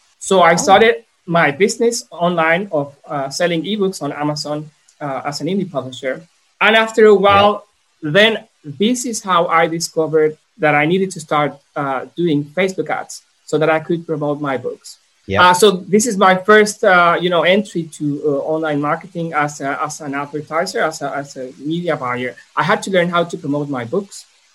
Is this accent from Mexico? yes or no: yes; Mexico; also born or lived in Brisbane, Australia; I'm from Mexico. I came back to Mexico.